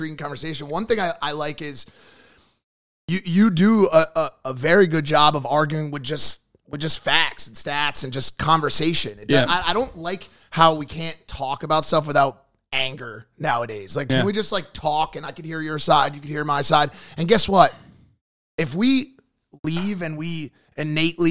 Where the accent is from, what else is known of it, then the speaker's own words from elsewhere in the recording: United States; Growing up in America